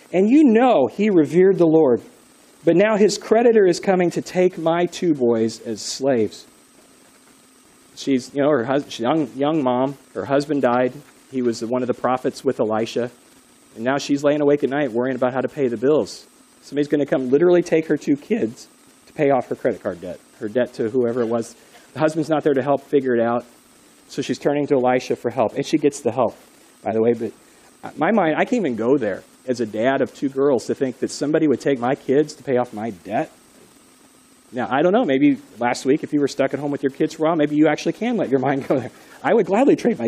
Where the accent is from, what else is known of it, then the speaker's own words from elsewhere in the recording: United States; You and me, Americans